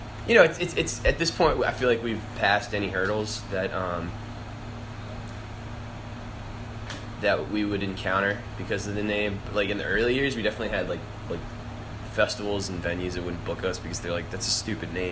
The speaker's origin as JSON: {"language": "English", "town": "Annapolis", "region": "Maryland", "country": "United States", "said": "I'm from Annapolis, Maryland."}